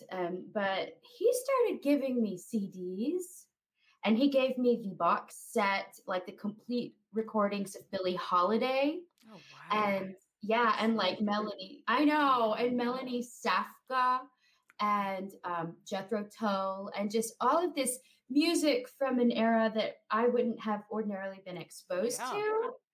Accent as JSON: {"language": "English", "town": "Roswell", "country": "United States", "tie": "born or raised there", "moved": "yes", "said": "I grew up in Roswell"}